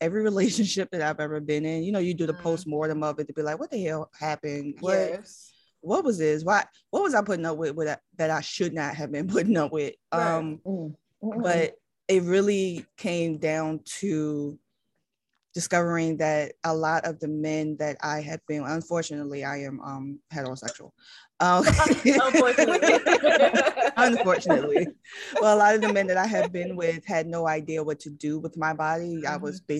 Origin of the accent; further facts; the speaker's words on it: Richmond, Virginia, United States; now in Maryland, United States; I am from Richmond, Virginia. I am currently living in Maryland.